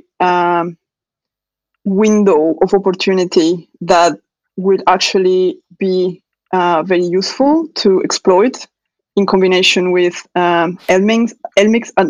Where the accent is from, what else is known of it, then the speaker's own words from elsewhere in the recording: Mexico; moved away as an adult; also born or lived in Mexico City, Mexico; now in Birmingham, United Kingdom; I'm talking from Mexico